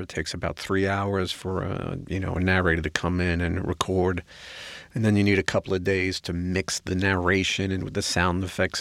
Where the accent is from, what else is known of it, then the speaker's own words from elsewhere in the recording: New York, United States; I'm a New Yorker. I have no patience